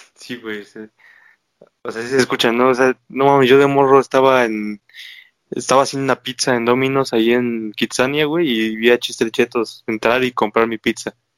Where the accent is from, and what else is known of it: Mexico City, Mexico